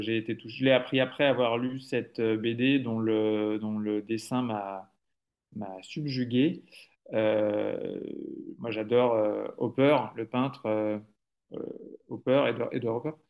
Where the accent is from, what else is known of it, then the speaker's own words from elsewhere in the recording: Le Mans, Pays de la Loire, France; Moi je suis du Mans, je suis né au Mans